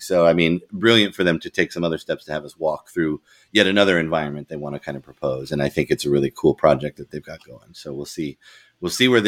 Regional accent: Colorado, United States; I'm from Colorado originally

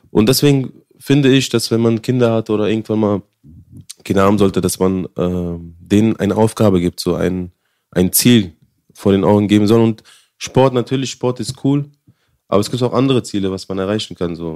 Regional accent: Afghanistan; born there; also born or lived in India; Nein. Ich, nein, ich bin in Afghanistan geboren.

